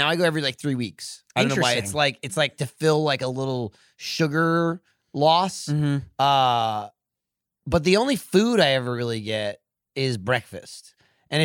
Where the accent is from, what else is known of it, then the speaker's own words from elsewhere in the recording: East Coast, United States; moved away; I grew up on the East Coast and it's like diner is law.